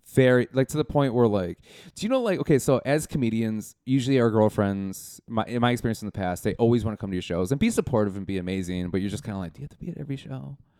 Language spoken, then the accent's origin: English; Milwaukee, Wisconsin, United States; moved away; I'm from Milwaukee, Wisconsin